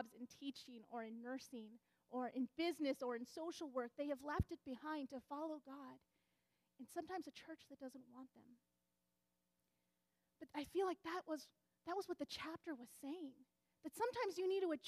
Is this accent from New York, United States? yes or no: no; Southeastern California, United States; also born or lived in Michigan; growing up in Southeastern California Conference